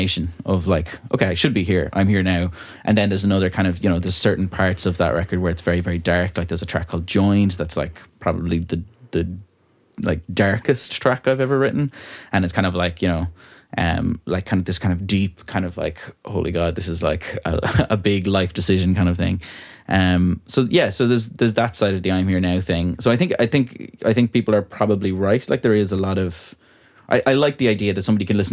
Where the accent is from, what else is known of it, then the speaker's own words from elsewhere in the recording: Ballyvaughan, Connacht, Ireland; accent: country; moved away as an adult; also born or lived in Dublin; now in Ballyvaughan, Ireland; It's my hometown that I grew up